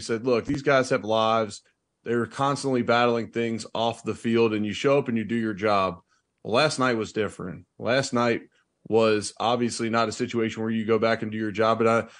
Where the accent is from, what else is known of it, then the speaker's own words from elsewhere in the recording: Cincinnati, Ohio, United States; now in Buffalo, United States; they would ask me about my hometown and then what became my hometown of Buffalo, my original hometown of Cincinnati.